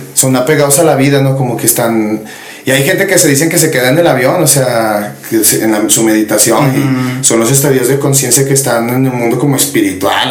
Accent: Zacatecas, Mexico; aquí donde vivimos somos de Zacatecas, mi gente

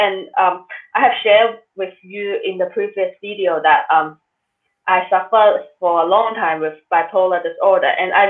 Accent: Hong Kong; And I grew up in Hong Kong

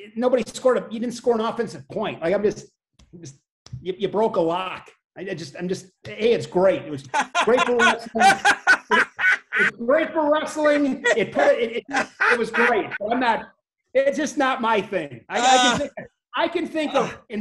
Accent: Ripon, Wisconsin, United States; I grew up in a town of 7,000, Ripon, Wisconsin

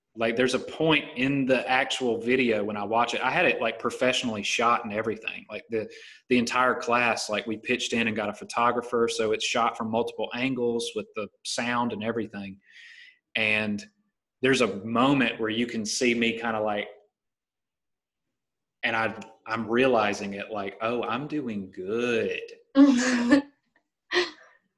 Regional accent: Titus, Alabama, United States; now in La Jolla, United States; I grew up in Titus, Alabama, and lived in a single wide trailer

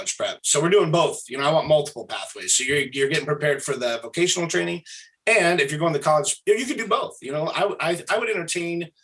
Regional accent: Springfield, Oregon, United States; I'm from Thurston area out here.

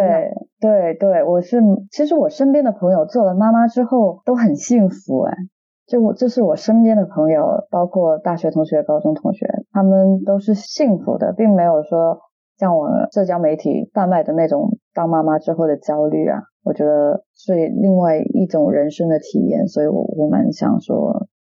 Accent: Dongguan, Guangdong, China; accent: Cantonese; moved away as an adult; now in London, United Kingdom; 我很小的时候，我有去过工厂里面剪线头啦，我本身是东莞人嘛

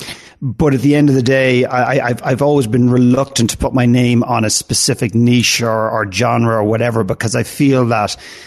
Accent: Ireland; also born or lived in Canada; now in United States; I lived in Canada for 9 years. I'm from Ireland originally, and I live and work here now.

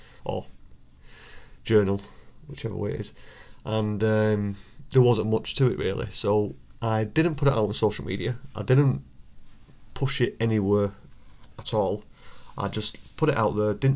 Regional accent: Bolton, North West England, United Kingdom; my hometown of Bolton

